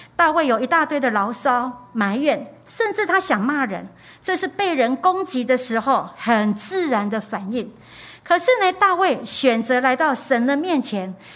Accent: Taiwan; 我们台湾人就有一个现象，重男轻女

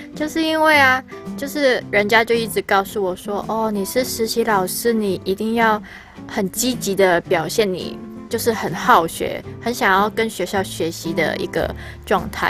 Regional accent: Hong Kong; Chinese is a second language; now in Taiwan; 我是香港人

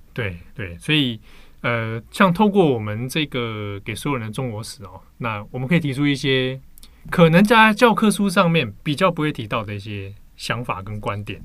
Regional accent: Taiwan; 身为台湾人的我们

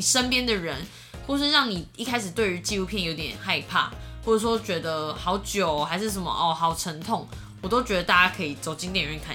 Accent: Taiwan; 我们台湾人的自我意识也是很强的

